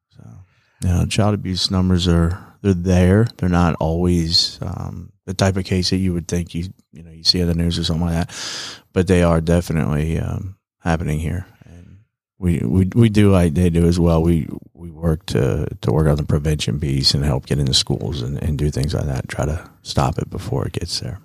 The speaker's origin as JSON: {"language": "English", "area": "East Cobb", "region": "Georgia", "country": "United States", "tie": "born or raised there", "also_born_or_lived": "New York / Rome, Georgia", "said": "I was born in New York and grew up in East Cobb and I went to Berry College"}